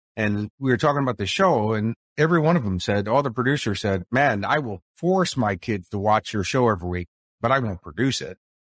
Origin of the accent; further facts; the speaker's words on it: Chicago, Illinois, United States; accent: Chicago; now in Sunshine Coast, Australia; I'm talking to you from the Sunshine Coast of Australia, but if you'll recognize my accent, it's more from Chicago.